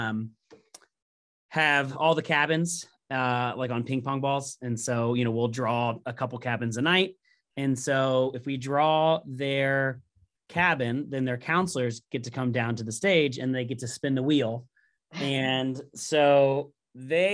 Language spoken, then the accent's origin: English; Indiana, United States; moved away as an adult; also born or lived in Southern California; I'm born and raised in Indiana